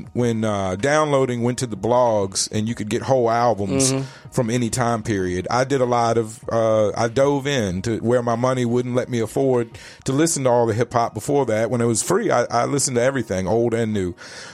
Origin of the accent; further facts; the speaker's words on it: Henrico, Virginia, United States; I say Richmond when I'm out of, but did I live in actual city limits of Richmond? No